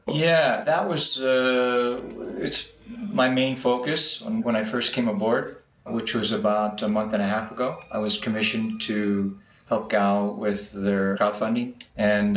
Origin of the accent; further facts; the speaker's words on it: Los Angeles, California, United States; moved away as an adult; now in Shenzhen, China; I've been in Shenzhen now for a little over eight years. I come from Los Angeles area